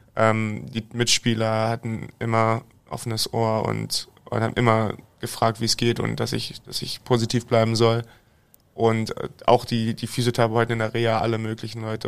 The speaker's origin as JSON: {"language": "German", "region": "Berlin", "country": "Germany", "tie": "born or raised there", "moved": "as an adult", "lives_now": "Iserlohn, Germany", "said": "ich liebe die Stadt, meine Heimat, ist meine Heimatstadt"}